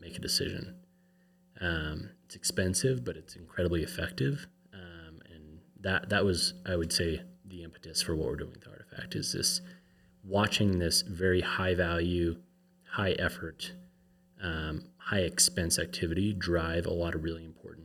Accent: Colorado, United States; moved away as an adult; now in Utah, United States; I grew up in Colorado

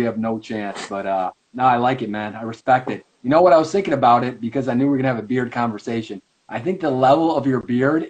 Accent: Chicago, Illinois, United States; I grew up here in America. I grew in the Chicago area.

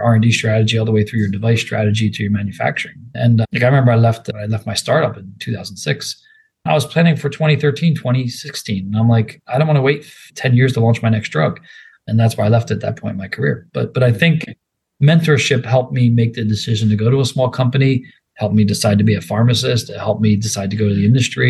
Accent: Philadelphia, Pennsylvania, United States; moved away; I'm from Philadelphia, so I'm bleeding green if you cut me open

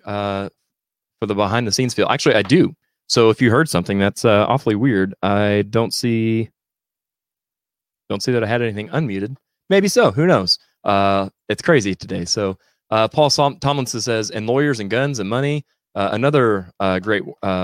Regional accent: Missouri, United States; I'm from Missouri, so I say ….

